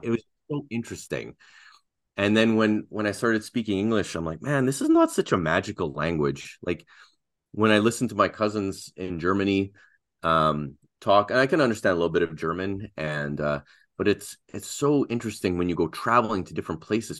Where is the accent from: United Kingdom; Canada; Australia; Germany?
Canada; first language Russian; English is a second language; I'm from Canada